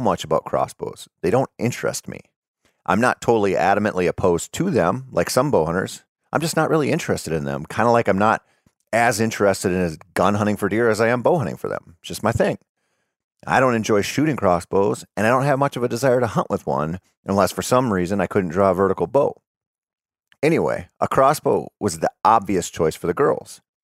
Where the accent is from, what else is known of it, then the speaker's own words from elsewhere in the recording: Minnesota, United States; my home state of Minnesota